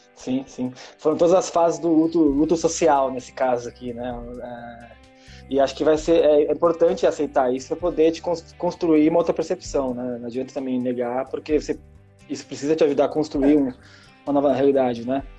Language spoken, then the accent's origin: Portuguese; São Paulo, Brazil; sou paulistano